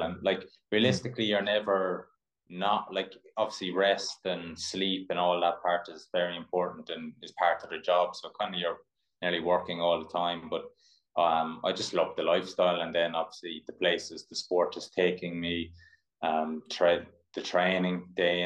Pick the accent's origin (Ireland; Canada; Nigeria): Ireland; also born or lived in Mississippi; I'm an Irish distance runner or endurance athlete.